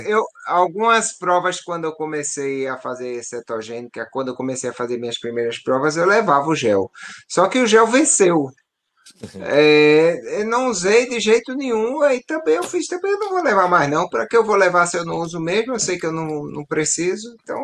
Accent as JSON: {"language": "Portuguese", "region": "Northeast Region", "country": "Brazil", "said": "sou nordestino"}